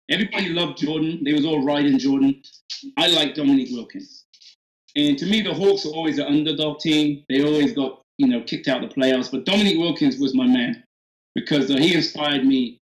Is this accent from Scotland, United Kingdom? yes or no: no; Oxford, South East England, United Kingdom; also born or lived in Atlanta, United States; now in Nashville, United States; growing up in England